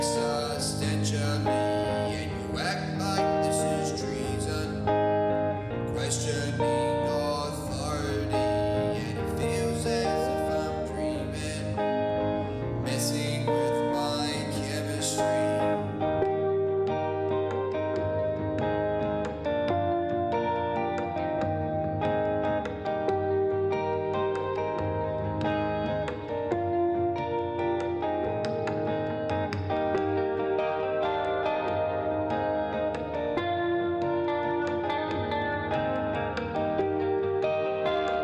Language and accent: English; Christchurch, Canterbury, New Zealand; now in Wellington, New Zealand; I'm from Christchurch